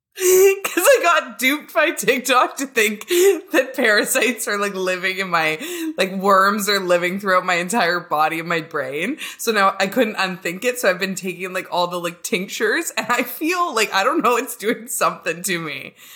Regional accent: Canada; I'm a lesbian from Canada

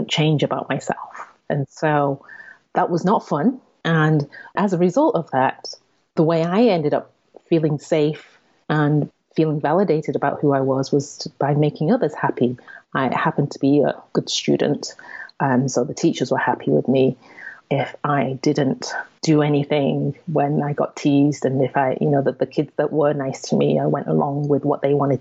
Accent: England, United Kingdom; I'm Asian, Chinese to be specific, and I was born and raised in England, and in a small town, predominantly white

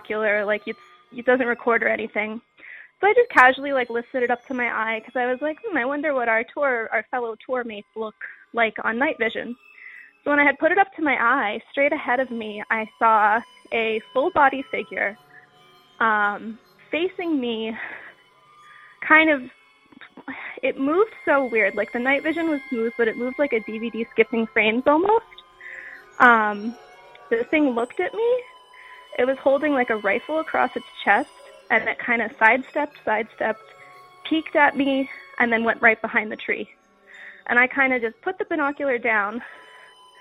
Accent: Pennsylvania, United States; I'm from Pennsylvania

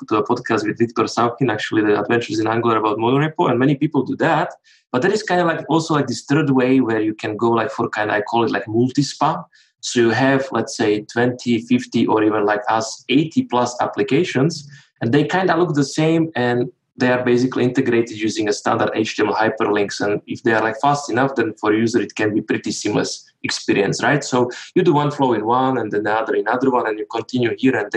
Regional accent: Slovakia; now in Switzerland; I'm from Slovakia

